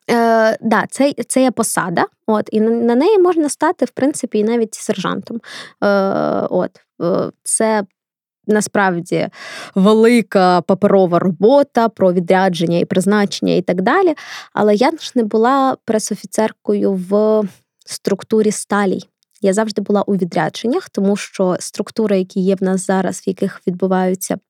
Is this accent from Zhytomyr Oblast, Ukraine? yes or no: no; Kharkiv, Kharkiv Oblast, Ukraine; Харків це моє рідне місто.